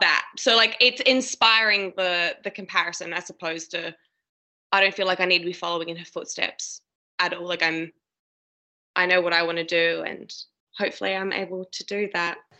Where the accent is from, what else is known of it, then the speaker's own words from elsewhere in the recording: Adelaide, South Australia, Australia; also born or lived in Sydney; now in Melbourne, Australia; my hometown, like Adelaide